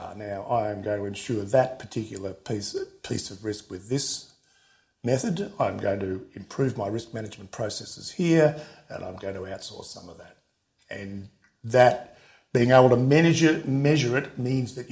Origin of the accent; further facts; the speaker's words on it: Australia; I'm an Australian